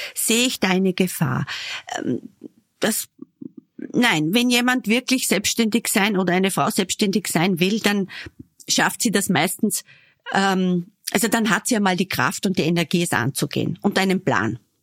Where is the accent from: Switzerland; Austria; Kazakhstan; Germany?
Austria; Southern Burgenland; moved away; ich komme aus dem Südburgenland